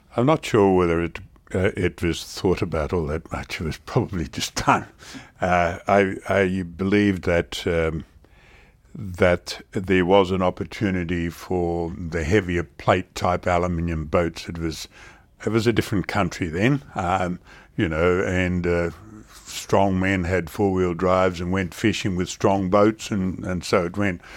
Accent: Australia; as an Australian, uh, and a regular, um, sort of the way we do business

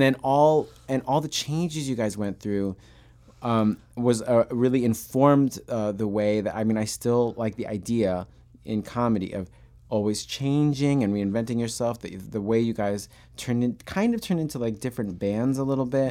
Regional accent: Long Island, New York, United States; I grew up on Long Island

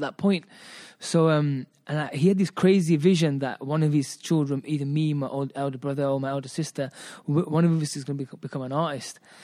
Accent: Birmingham, West Midlands, United Kingdom; also born or lived in Hoshiarpur, Punjab, India; I'm British, um, born and brought up in Britain. Um, I come from the hub, which is Handsworth

